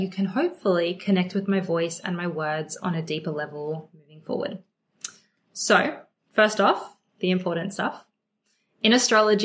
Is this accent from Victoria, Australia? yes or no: no; Sydney, New South Wales, Australia; also born or lived in Melbourne; I was born and raised in Sydney, Australia. I feel very blessed to have grown up here. I am actually still here